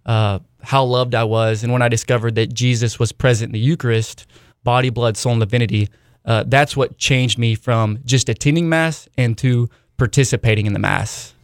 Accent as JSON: {"language": "English", "town": "Hartshorne", "region": "Oklahoma", "country": "United States", "tie": "born or raised there", "said": "I grew up in a town called Hartshorn, Oklahoma"}